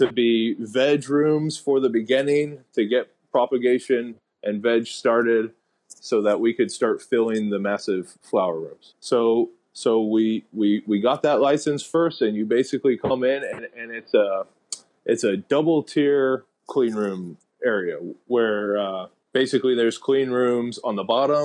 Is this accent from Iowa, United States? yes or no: no; Lawrence, Kansas, United States; moved away as an adult; also born or lived in Denver, Colorado; now in Puerto Rico; I'm from Lawrence, Kansas